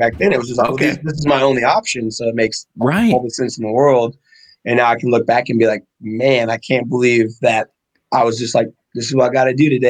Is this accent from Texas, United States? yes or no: yes; Gunner, Texas, United States; also born or lived in Abilene, Texas; So I was an Air Force brat. I was born in Texas, actually born in Abilene. I was an Air Force brat until I was 13. Okay. And then we settled in a town called Gunner, Texas.